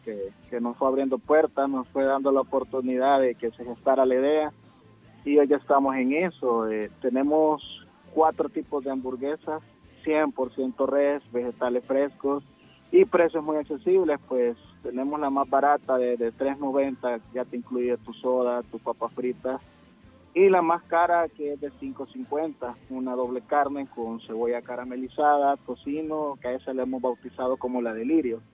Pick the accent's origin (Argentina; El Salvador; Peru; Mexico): El Salvador; soy originario de WhatsApp el restaurante está ubicado en WhatsApp que está en la zona norte del país